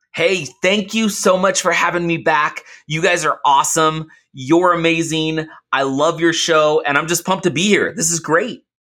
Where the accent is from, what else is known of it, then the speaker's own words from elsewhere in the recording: Oakland, California, United States; So I grew up in Oakland, I grew up in the Bay Area